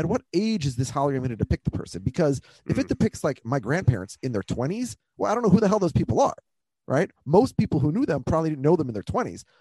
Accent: Minnesota, United States; I'm from Minnesota

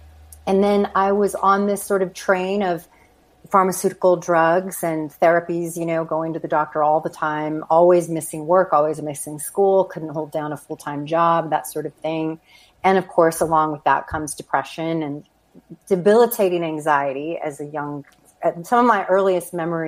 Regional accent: New Mexico, United States; moved away as an adult; Anyway, so I moved out to California from New Mexico, went in my early 20s, and I was trying to seek out an acting career, as one does

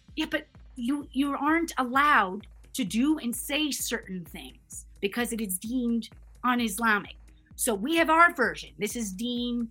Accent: Canada; also born or lived in United States; I'm American and Canadian, and I've lived and grown up in both countries

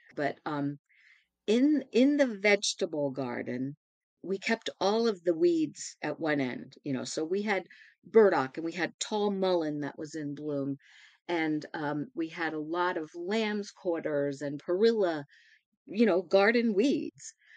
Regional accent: Baltimore, Maryland, United States; I was born and raised in Baltimore in some red brick row houses

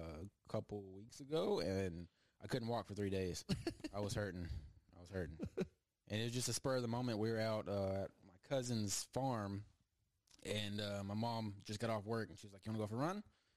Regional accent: Crawford, Texas, United States; I'm a Crawford Pirate.

